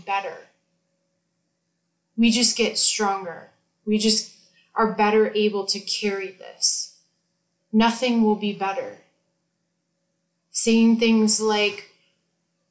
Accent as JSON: {"language": "English", "country": "United States"}